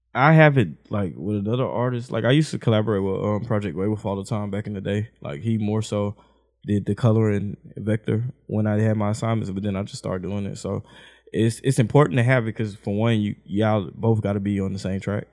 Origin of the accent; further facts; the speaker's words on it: Houston, Texas, United States; I stayed on the south side. And then I moved to the west and I moved out. Mama got us out the hood